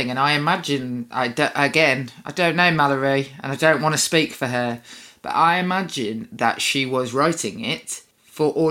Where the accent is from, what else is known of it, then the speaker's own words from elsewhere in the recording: Birmingham, West Midlands, United Kingdom; I'm from Birmingham.